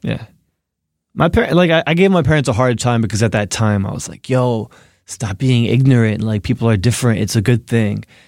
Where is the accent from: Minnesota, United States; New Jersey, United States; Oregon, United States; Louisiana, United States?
New Jersey, United States; Newark; moved away as an adult; now in New York City, United States; I'm from New Jersey, from Newark